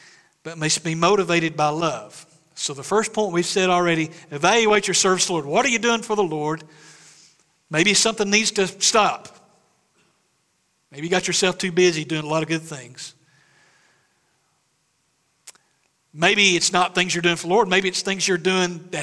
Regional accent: Mount Carmel, Tennessee, United States; moved away; When I was home in East Tennessee last week, visiting family

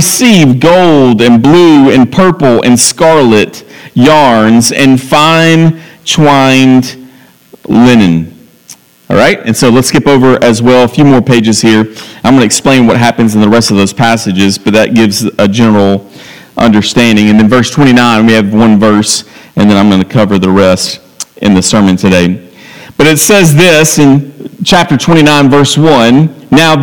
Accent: Franklin, United States; I'm from Franklin

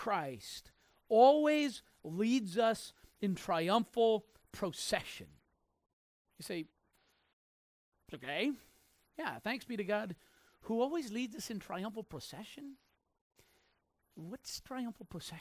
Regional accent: Mizpeh, New Brunswick, Canada; I was born in Mizpeh, New Brunswick

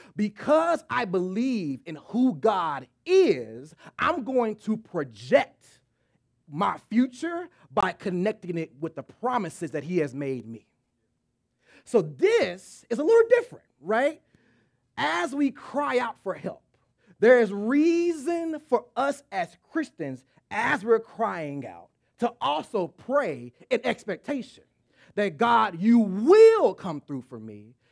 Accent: Texas, United States; moved away; I'm from Texas

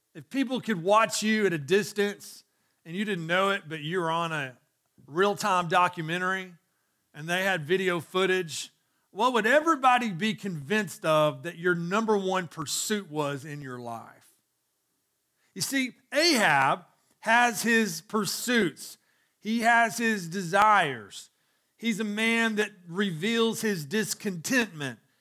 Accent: Chattanooga, Tennessee, United States; growing up in Chattanooga

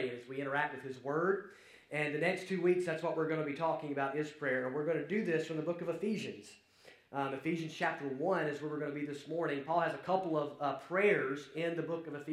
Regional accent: Alabama, United States; accent: Alabama; now you get to deal with my accent, and so it's quite the change there from across the pond to Alabama

